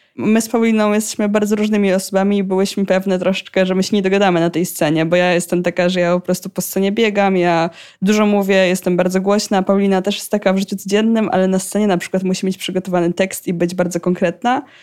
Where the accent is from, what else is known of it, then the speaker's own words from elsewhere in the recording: Pomeranian Voivodeship, Poland; u nas w Pomorskim